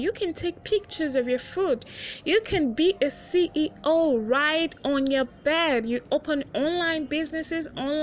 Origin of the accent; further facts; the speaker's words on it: Nigeria; I'm from Nigeria